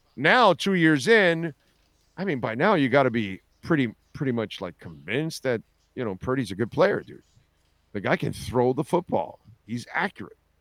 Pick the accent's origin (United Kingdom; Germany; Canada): Canada; I'm Canadian